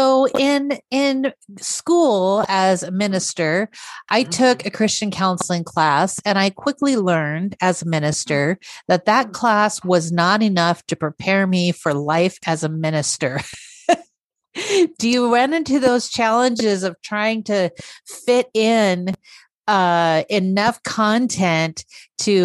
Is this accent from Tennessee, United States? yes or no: no; Montana, United States; I come from Montana